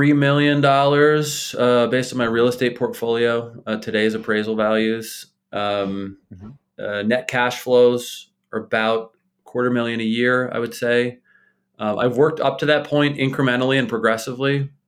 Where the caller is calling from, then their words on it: Bethlehem, Pennsylvania, United States; I live in Bethlehem, Pennsylvania, which is about an hour north of Philadelphia and maybe an hour and change west of New York City.